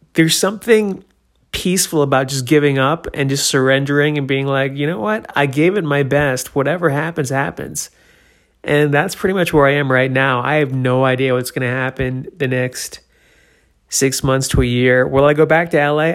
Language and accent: English; New Hampshire, United States; born or raised there; moved away; also born or lived in Florida